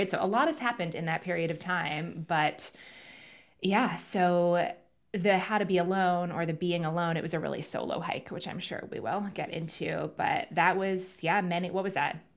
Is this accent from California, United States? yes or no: no; Manhattan, New York, United States; also born or lived in London, United Kingdom; growing up in Manhattan and London and really big cities.